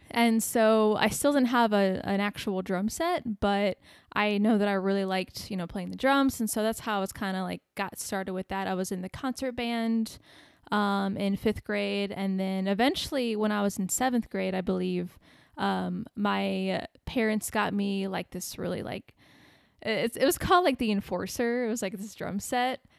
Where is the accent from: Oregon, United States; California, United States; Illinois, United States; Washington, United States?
Illinois, United States; Bourbonnais; born or raised there; moved away as an adult; now in Arizona, United States